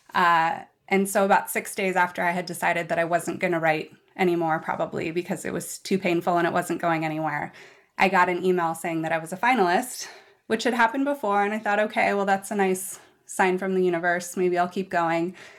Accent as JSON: {"language": "English", "town": "Seattle", "region": "Washington", "country": "United States", "tie": "born or raised there", "said": "I was born and raised in West Seattle"}